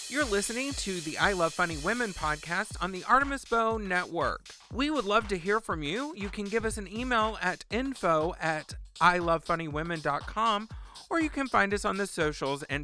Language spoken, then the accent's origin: English; United States; also born or lived in Texas / California; I grew up in Texas and California